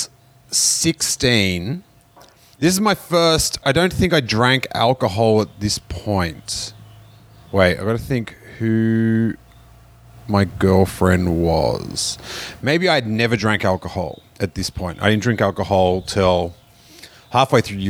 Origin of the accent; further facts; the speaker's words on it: Australia; I'm an Australian podcaster and comedian, and we're in LA.